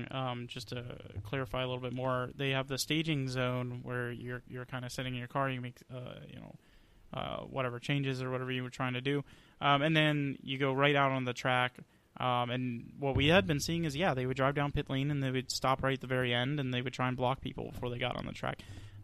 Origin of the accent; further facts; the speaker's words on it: Texas, United States; born there; also born or lived in Atlanta; I say Atlanta is, but technically I was born in Texas.